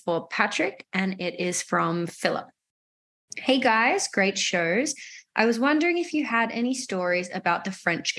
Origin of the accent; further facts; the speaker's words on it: Melbourne, Victoria, Australia; moved away as an adult; now in New York, United States; I'm from Melbourne, Australia. Lived there, grew up there my entire life